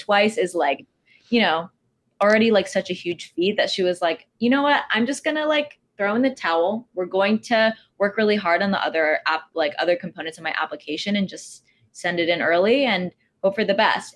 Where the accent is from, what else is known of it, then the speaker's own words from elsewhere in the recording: Texas, United States; moved away as an adult; now in New York City, United States; I'm from Texas